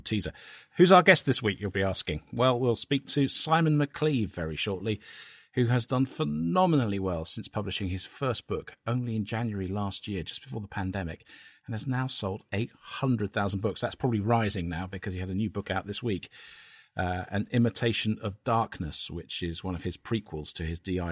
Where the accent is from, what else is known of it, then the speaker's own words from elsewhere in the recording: Cambridge, East of England, United Kingdom; my hometown of Cambridge